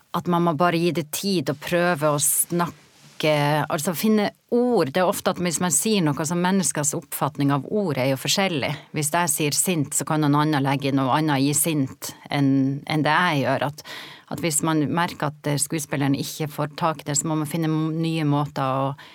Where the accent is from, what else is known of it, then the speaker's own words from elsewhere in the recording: Norway; moved away as an adult; also born or lived in Oslo; jeg kommer jo fra Gokk og ei jente og kom til Oslo i ironiens tidsalder